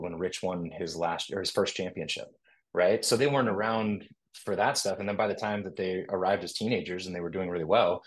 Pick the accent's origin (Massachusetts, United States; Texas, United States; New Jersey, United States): Texas, United States; Austin; also born or lived in California; now in Cookeville, United States; I'm from Austin, Texas